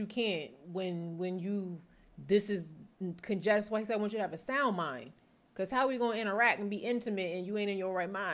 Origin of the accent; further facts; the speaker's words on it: New Jersey, United States; I'm from North Jersey